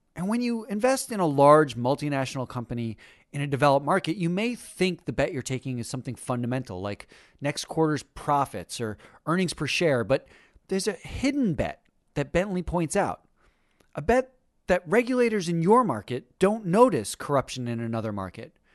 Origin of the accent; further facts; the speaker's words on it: United States; I am an American, a loud barbecue eating, slovenly American